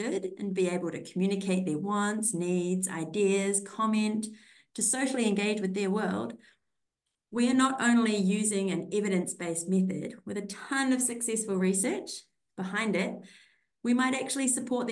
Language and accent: English; New Zealand; moved away as an adult; also born or lived in Austria; now in Australia; I'm from New Zealand